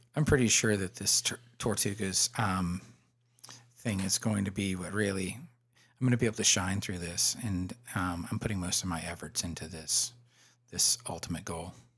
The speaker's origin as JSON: {"language": "English", "region": "Florida", "country": "United States", "tie": "born or raised there", "said": "growing up in Florida in the seventies and, uh, early eighties"}